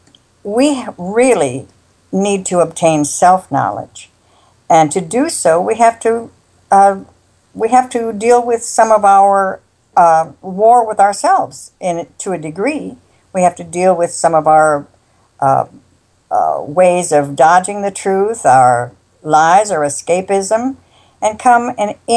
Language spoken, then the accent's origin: English; South Dakota, United States; I was raised in South Dakota